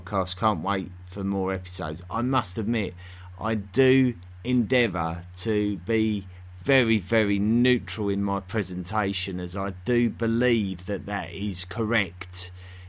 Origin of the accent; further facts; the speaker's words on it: South East England, United Kingdom; accent: Southeast England; the Southeast England accent that I have